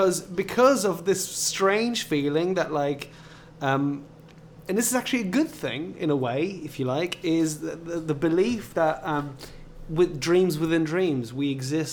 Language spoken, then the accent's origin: English; Flanders, Belgium; first language Flemish; English is a second language; I'm only bilingual, so I'm English and French. My first language, if you like, was Flemish. It was the north side of Belgium. It's a variant of Dutch.